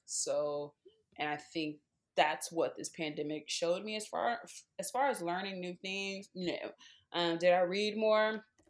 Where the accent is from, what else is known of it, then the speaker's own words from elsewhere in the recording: Baton Rouge, Louisiana, United States; moved away; also born or lived in New Orleans, Louisiana; I am originally from Baton Rouge, Louisiana, um, super football world, um, country